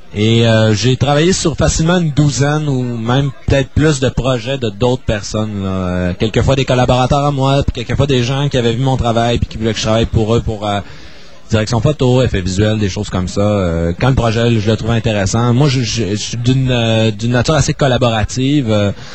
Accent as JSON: {"language": "French", "town": "Chicoutimi", "region": "Quebec", "country": "Canada", "tie": "born or raised there", "also_born_or_lived": "Toronto", "said": "je suis né à Toronto pendant les études de mon père, mais disons que de façon générale, là, j'ai toujours demeuré à Chicoutimi"}